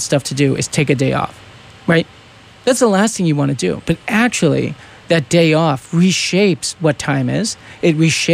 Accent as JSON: {"language": "English", "region": "eastern Massachusetts", "country": "United States", "tie": "born or raised there", "said": "I grew up in Massachusetts, in eastern Massachusetts"}